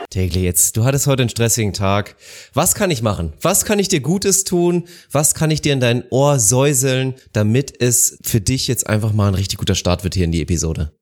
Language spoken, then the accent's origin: German; Northern Germany, Germany; now in Bavaria, Germany; Ich natürlich wurde da auch sehr oft mit konfrontiert als Nordlicht